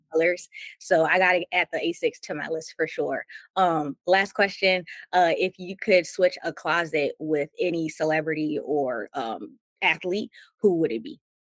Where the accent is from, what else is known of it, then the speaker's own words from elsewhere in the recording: Maryland, United States; I'm from Maryland, and so growing up, Allen Iverson um, sometimes would be in the area